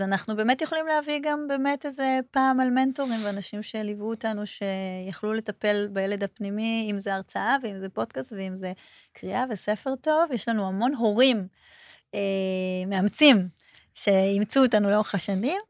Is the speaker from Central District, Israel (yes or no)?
no; Holon, Tel Aviv District, Israel; also born or lived in Ramat HaSharon; נולדתי בחולון